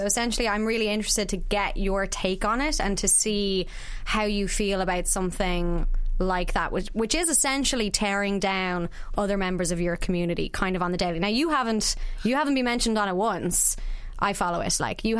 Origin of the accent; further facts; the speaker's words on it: Ireland; we're too Irish for gender reveals